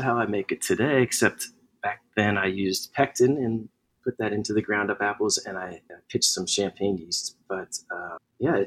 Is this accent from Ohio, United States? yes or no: no; New Jersey, United States; moved away; also born or lived in Newport News, Virginia; Spent a couple years there, and then my formative years, I guess, in New Jersey.